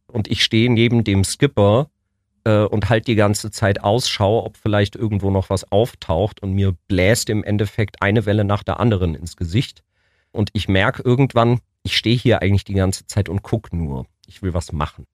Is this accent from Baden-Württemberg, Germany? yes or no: yes; Ulm, Baden-Württemberg, Germany; moved away; also born or lived in Munich / Berlin; Ich bin in Wieblingen aufgewachsen, bin aber in München geboren